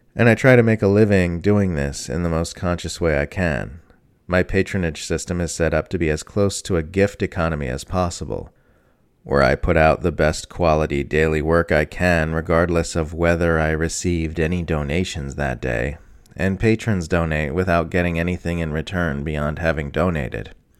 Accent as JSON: {"language": "English", "country": "Australia", "said": "I am an Australian mother of two who just turned 47."}